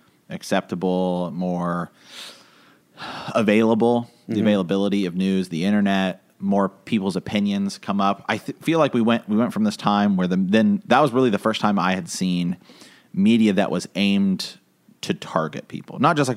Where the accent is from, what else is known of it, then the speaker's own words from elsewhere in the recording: Ohio, United States; We're from Ohio.